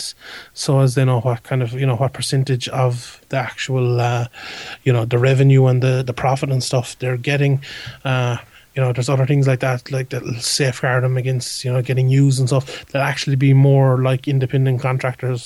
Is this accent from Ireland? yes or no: yes; Ireland; we're an Irish side